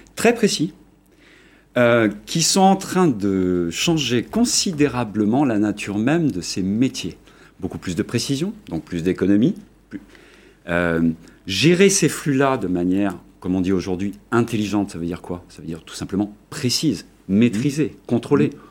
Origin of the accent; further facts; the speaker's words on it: France; moved away; also born or lived in Germany; pas à moitié allemand, puisque je suis français, mais j'ai passé quasiment la moitié de ma vie en Allemagne